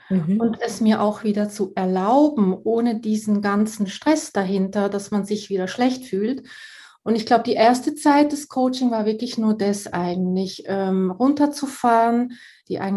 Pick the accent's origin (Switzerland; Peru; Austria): Switzerland; Und ich komme ja aus der Schweiz, von daher sind wir hier an der Quelle.